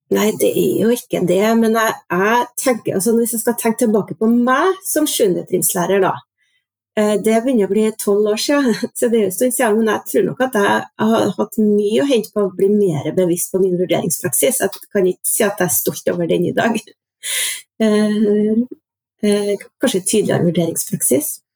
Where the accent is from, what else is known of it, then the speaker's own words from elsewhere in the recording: Orkdal, Trøndelag, Norway; now in Trondheim, Norway; jeg er trønder. Opprinnelig fra Orkdalen, men har vært bosatt i Trondheim i over 20 år nå.